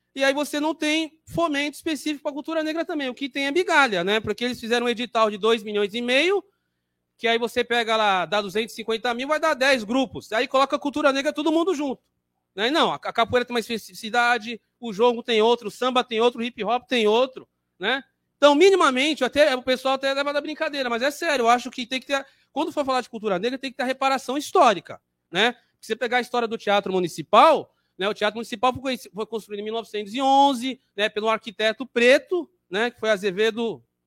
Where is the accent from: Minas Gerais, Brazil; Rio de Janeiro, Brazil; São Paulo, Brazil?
São Paulo, Brazil; sou da região do Jabaquara